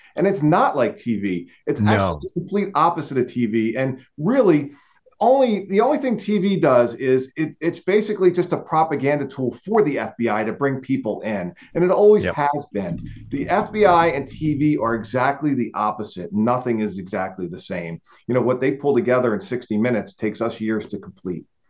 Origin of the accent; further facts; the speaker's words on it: New Jersey, United States; moved away as an adult; I'm South Jersey, not North Jersey